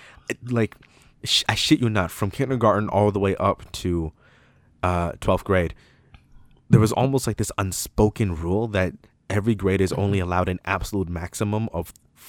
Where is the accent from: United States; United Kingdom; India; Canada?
Canada; Toronto, Ontario; So, I grew up in Toronto all my life, right? I never moved once, as far as I know.